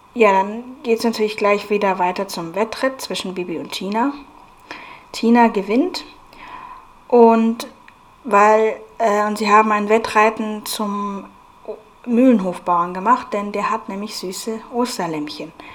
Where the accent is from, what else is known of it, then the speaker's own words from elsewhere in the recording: Munich, Bavaria, Germany; also born or lived in Aschaffenburg; dann später sind wir nach München umgezogen. Da war ich dann sieben Jahre alt und habe von da an dann in München gelebt